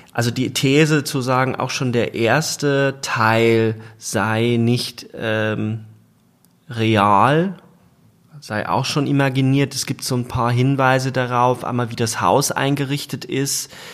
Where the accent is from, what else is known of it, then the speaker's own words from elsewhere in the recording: Germany; als Deutsche